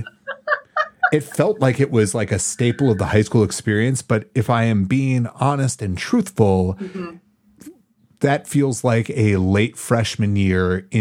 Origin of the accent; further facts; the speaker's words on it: Madison, Wisconsin, United States; I grew up in Madison, Wisconsin